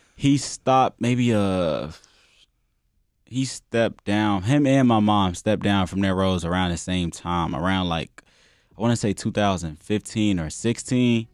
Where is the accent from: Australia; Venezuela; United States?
United States; Chicago, Illinois; moved away; also born or lived in Tinley Park / Florida; I'm a Muslim, born and raised in Chicago, moved around, like, twenty times in my life